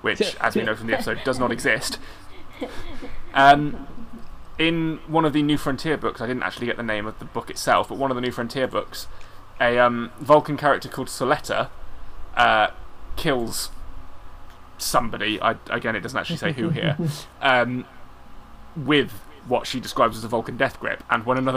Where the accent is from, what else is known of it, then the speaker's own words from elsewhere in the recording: United Kingdom; I'm British.